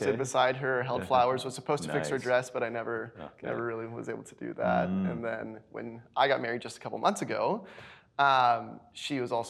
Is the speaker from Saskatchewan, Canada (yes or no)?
yes; Weyburn, Saskatchewan, Canada; born there; Yeah, so I'm a pastor's kid. So we did a little bit of moving. I was born in small town of Weyburn, Saskatchewan.